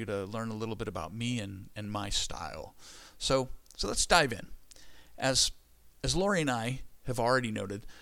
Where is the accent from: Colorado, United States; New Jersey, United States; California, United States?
California, United States; Where I grew up in California, we lived by the American River